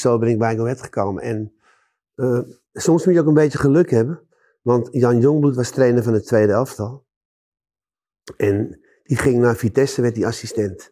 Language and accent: Dutch; Amsterdam, North Holland, Netherlands; ik ben in Amsterdam geboren.